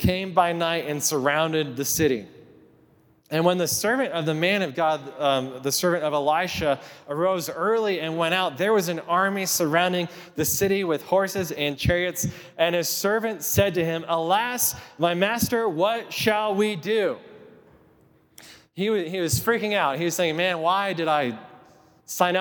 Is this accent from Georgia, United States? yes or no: no; Kit Carson, Colorado, United States; When I was 12 years old, just a little kid growing up in Kit Carson, Colorado